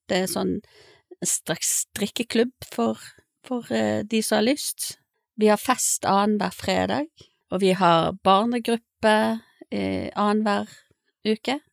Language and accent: Norwegian; Bergen, Vestland, Norway; now in Stord, Norway; Jeg er en dame fra Bergen, opprinnelig. Eh, har vært forskjellige plasser i, i landet